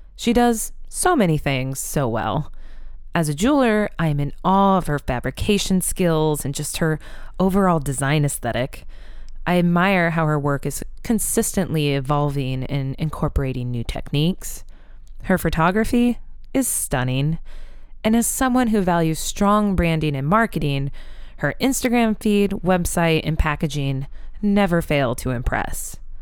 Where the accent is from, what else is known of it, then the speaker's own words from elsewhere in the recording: Iowa, United States; I'm from Iowa